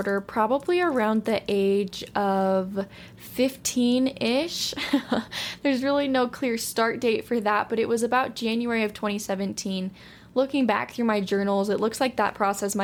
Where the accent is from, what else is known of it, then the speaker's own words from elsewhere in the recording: Utah, United States; I'm from Utah, still living here